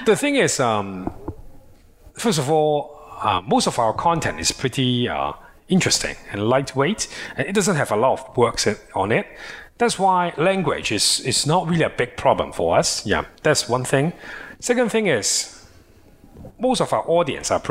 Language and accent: English; Hong Kong; we are from Hong Kong